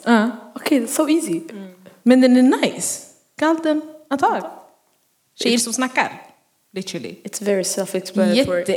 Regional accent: Örebro, Örebro County, Sweden; Ehm, det här var när vi bodde i Örebro. Vi är från Örebro om ni inte visste det.

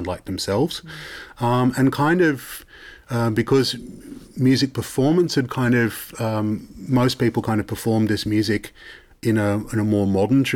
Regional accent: Sydney, New South Wales, Australia; moved away as an adult; now in Netherlands; growing up in Sydney and Australia

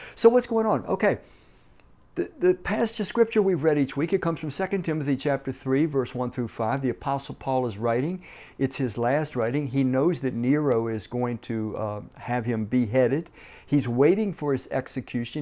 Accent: Washington, District of Columbia, United States; moved away as an adult; growing up in Washington, D C, was riding the D C Transit buses

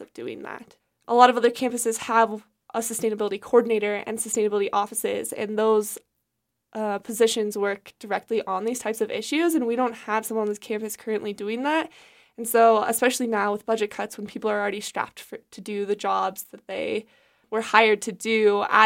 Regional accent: Wyoming, United States; I'm from Wyoming

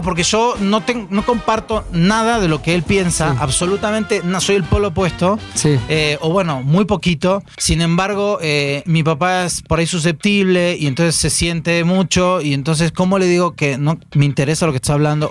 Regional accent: Argentina; now in Mexico; yo yo me fui de Argentina

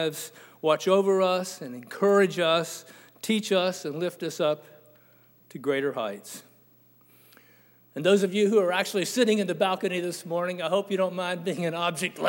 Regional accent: Tampa, Florida, United States; Now, I'm originally from Tampa, Florida, just dubbed appropriately the lightning capital of the world.

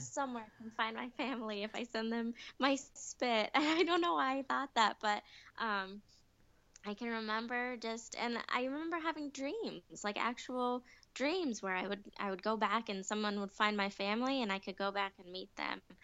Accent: United States; also born or lived in Ahmednagar, India; I was surrounded by um, American people and white people, and um, mm-hmm. I felt American.

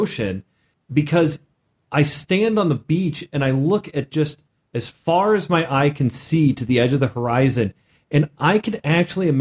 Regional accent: Missouri, United States; I'm Midwest

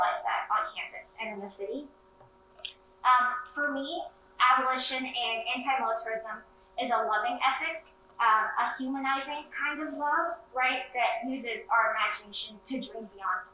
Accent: Houston, Texas, United States; moved away as an adult; also born or lived in Evanston, Illinois; I'm from Houston, Texas, and I'm from a city that is heavily surveilled and policed

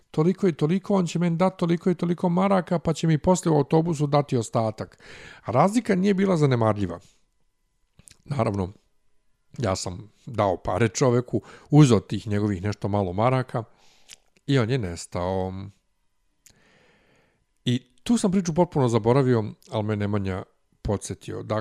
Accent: Serbia; ovde kod nas u Srbiji

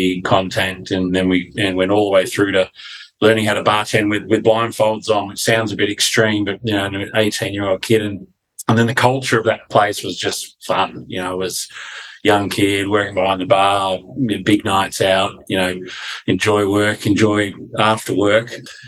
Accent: Canberra, Australian Capital Territory, Australia; my first job was in Canberra, where I grew up

